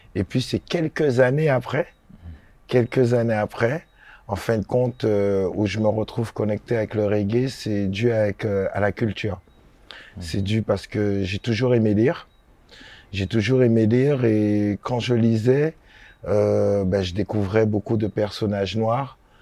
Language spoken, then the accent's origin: French; Guadeloupe; moved away as an adult; also born or lived in Saint-Ouen, France; je suis de la Guadeloupe